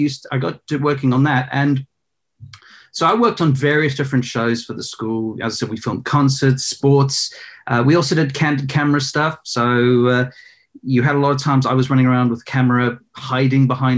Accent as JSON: {"language": "English", "town": "Johannesburg", "region": "Gauteng", "country": "South Africa", "tie": "born or raised there", "said": "I was actually born in South Africa in Johannesburg"}